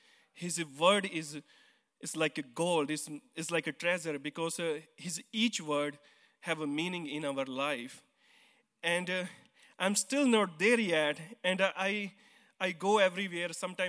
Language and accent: English; India; English is a second language; now in United States; I came from India, and now I live here in America. So before, I believe in Sikhism, because I grew up in Sikhism.